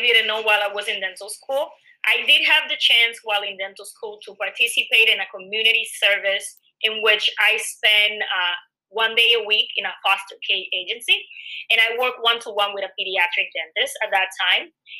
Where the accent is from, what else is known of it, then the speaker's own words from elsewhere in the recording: Dominican Republic; moved away as an adult; now in New York, United States; I was born and raised in the Dominican Republic. I moved to New York about 9 years ago, and I was already a dentist back home when I moved to New York